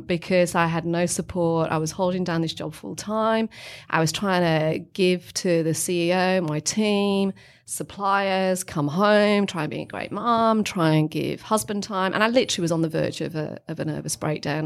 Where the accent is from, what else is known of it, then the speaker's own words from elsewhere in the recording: England, United Kingdom; moved away as an adult; also born or lived in Melbourne, Australia; now in Australia; as all English